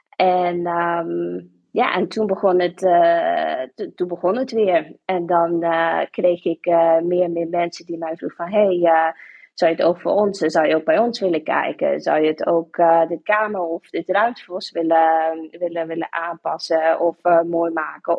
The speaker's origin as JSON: {"language": "Dutch", "country": "Sint Maarten", "tie": "born or raised there", "moved": "as an adult", "lives_now": "Hilversum, Netherlands", "said": "ik ben van Sint Maarten, ik kom uit Sint Maarten. Eh, ben ik daar opgegroeid, geboren opgegroeid"}